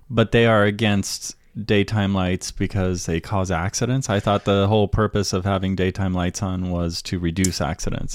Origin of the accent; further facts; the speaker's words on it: United States; also born or lived in San Francisco; we as American citizens